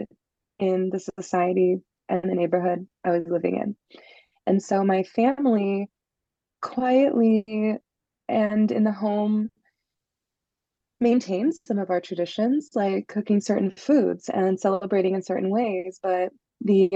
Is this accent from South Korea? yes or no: no; Los Angeles, California, United States; I was raised in Los Angeles, just north of Los Angeles